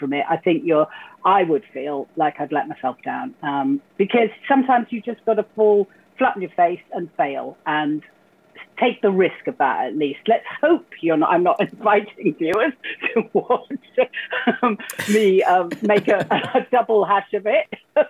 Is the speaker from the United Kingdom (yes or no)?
yes; North Wales, United Kingdom; first language English; I come from North Wales.